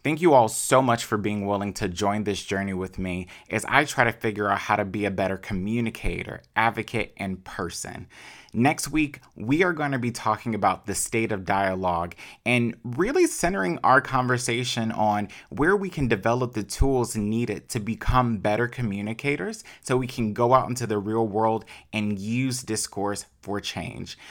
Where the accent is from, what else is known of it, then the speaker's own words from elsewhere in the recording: Chicago, Illinois, United States; I am an only child from Chicago